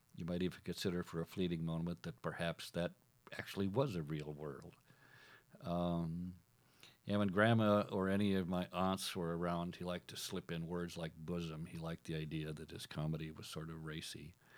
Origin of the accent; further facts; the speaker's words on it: Minnesota, United States; also born or lived in Iowa / South Dakota; I was born and raised in Minnesota